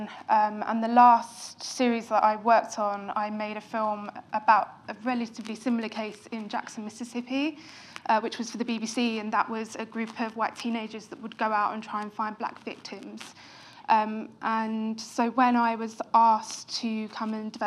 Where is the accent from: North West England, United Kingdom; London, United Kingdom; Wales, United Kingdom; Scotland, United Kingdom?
London, United Kingdom; I grew up in London